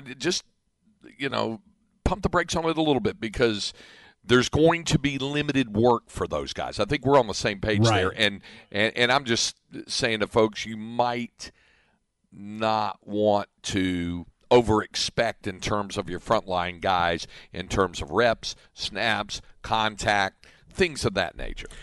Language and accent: English; North Carolina, United States; now in Williamson County, Texas, United States; there was a little town near where I grew up in North Carolina.